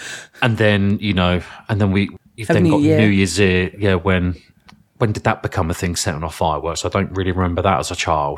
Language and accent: English; United Kingdom; But we're British